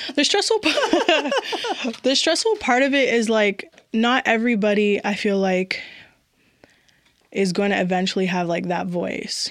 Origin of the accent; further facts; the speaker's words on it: Mississauga, Ontario, Canada; also born or lived in Etobicoke; now in Toronto, Canada; I was born in Etobicoke, raised in Mississauga, and I'm currently living in Toronto